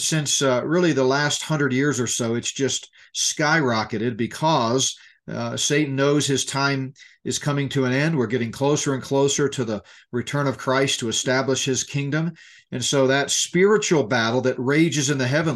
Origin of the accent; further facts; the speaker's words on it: Colorado, United States; my home state of Colorado